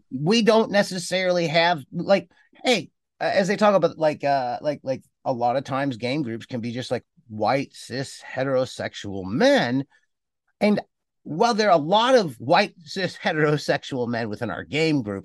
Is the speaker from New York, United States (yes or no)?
no; Cleveland, Ohio, United States; moved away as an adult; also born or lived in Cincinnati, Ohio; I was born in Ohio, lived in the Midwest. I grew up in Cleveland, Ohio